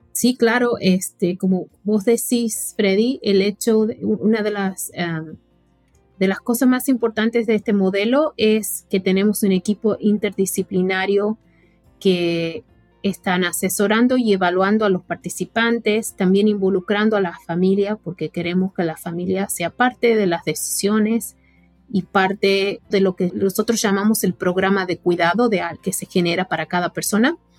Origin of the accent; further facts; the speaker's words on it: Argentina; now in United States; yo crecí en Argentina